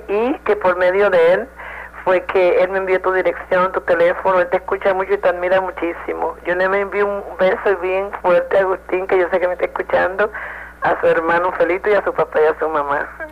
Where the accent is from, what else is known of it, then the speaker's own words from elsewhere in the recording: Río Piedras, Puerto Rico; now in New York, United States; Me crié en Río Piedras y estudié en Río Piedras